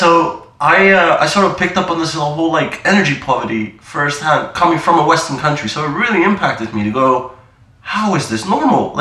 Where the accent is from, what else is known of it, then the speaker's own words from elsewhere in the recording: Amsterdam, North Holland, Netherlands; first language Dutch; English is a second language; moved away as an adult; also born or lived in New Delhi, India; now in London, United Kingdom; I was born and raised in Holland. Then I was about 10, 11, went to India, lived there for 5 years